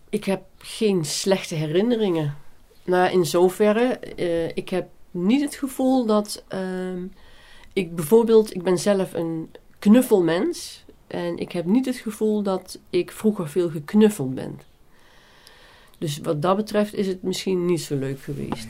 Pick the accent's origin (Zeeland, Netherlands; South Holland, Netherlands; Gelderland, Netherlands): Gelderland, Netherlands; Nijmegen; accent: soft G; also born or lived in Beuningen, Gelderland / Maashees/Brabant; Opgegroeid in Nijmegen, uh, wij zijn heel veel in Brabant geweest, met name in Manrooi.